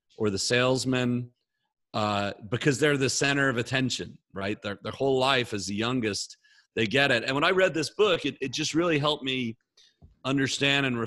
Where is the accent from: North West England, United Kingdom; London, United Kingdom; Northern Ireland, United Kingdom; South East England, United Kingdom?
Northern Ireland, United Kingdom; Belfast; moved away; also born or lived in West Point, New York; I was born in 1978 in Belfast, Northern Ireland, in the middle of a war zone, to an Englishman, my father, who married an American woman, my mother, from Minnesota